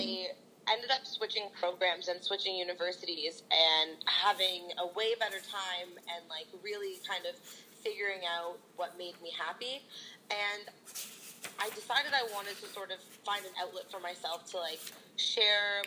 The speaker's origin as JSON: {"language": "English", "town": "Toronto", "region": "Ontario", "country": "Canada", "said": "I'm from Toronto, and I started a company called Self Love Supply"}